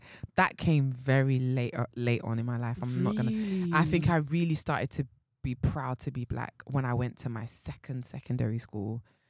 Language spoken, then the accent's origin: English; London, United Kingdom; the side of North London that I grew up in wasn't diverse. It was either you were white, you were black, or you was Turkish.